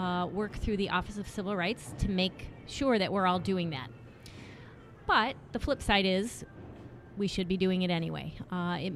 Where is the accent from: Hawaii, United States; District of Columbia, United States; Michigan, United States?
Michigan, United States; Grand Rapids; I am from Grand Rapids, Michigan